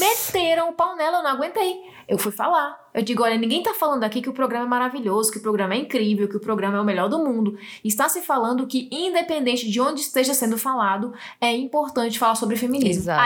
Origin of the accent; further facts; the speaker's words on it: Northeast Region, Brazil; sou do Nordeste